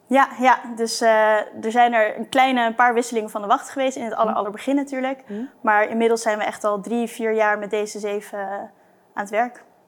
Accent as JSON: {"language": "Dutch", "town": "Blaricum", "region": "North Holland", "country": "Netherlands", "tie": "born or raised there", "also_born_or_lived": "Delft", "moved": "as an adult", "lives_now": "Amsterdam, Netherlands", "said": "in Blarikum, ja. Dus hm. daar eh, mijn jeugd doorgebracht"}